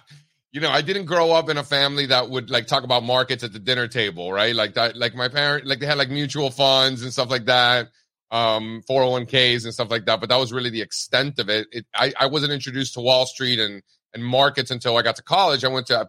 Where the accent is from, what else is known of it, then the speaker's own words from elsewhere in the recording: Miami, Florida, United States; I grew up an Orioles fan because I grew up in Miami.